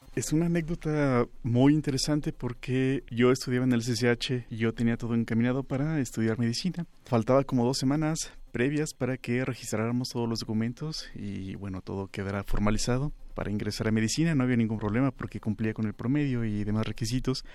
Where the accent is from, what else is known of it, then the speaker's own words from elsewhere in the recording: Cuautitlán Izcalli, State of Mexico, Mexico; also born or lived in Colonia Doctores, Mexico City; nací en la colonia de doctores, nos mudamos al Estado de México